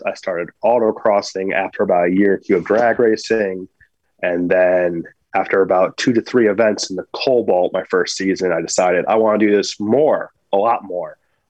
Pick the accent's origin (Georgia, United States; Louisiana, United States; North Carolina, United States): North Carolina, United States; Camp Lejeune; born there; So I was born on Camp Lejeune.